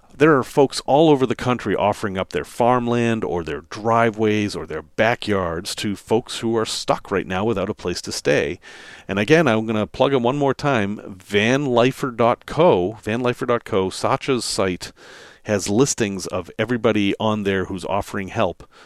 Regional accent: Salem, Massachusetts, United States; moved away; I grew up in Massachusetts, in the northeastern part of Massachusetts, actually in Salem, Massachusetts.

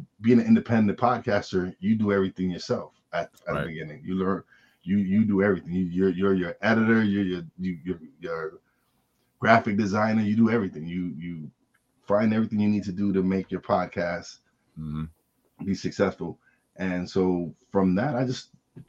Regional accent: New York City, New York, United States; I say I'm from Brooklyn

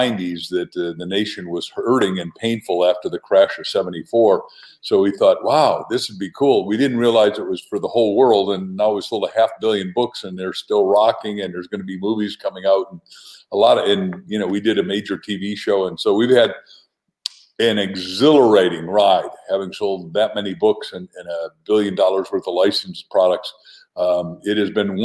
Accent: Waukegan, Illinois, United States; now in Arizona, United States; I grew up in an industrial town, not terribly far from you, Waukegan, Illinois.

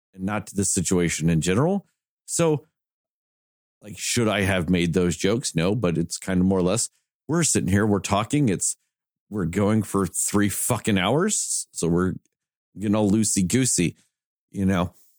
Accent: the South, United States; we're all from the South

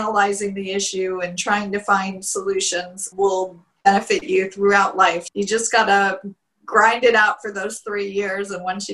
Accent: Plantation, Florida, United States; also born or lived in Margate, Florida; I grew up in Plantation, Florida.

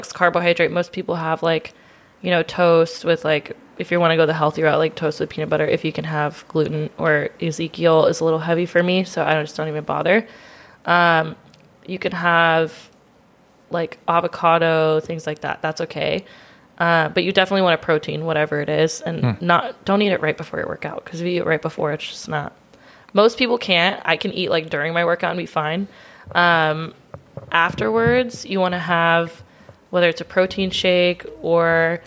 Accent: Roseville, California, United States; moved away as an adult; also born or lived in Las Vegas, United States; now in San Diego, United States; I'm from Roseville

